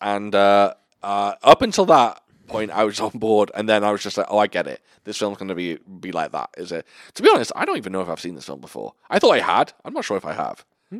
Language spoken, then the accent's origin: English; United Kingdom; Even though I'm a British gentleman, panties now in my head, they feel a little more sexy than knickers.